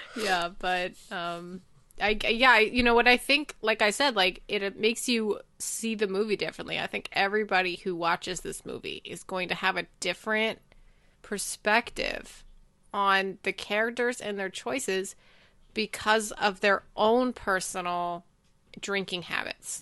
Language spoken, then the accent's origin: English; United States; as an American